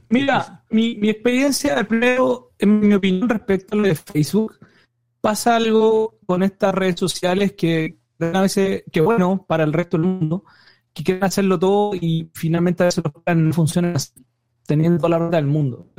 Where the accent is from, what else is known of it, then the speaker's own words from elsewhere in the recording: Chile; now in United States; yo soy chileno